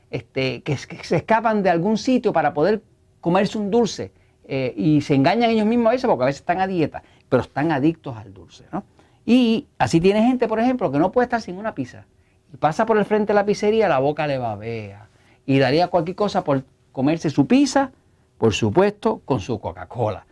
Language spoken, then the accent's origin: Spanish; Puerto Rico; yo soy de Puerto Rico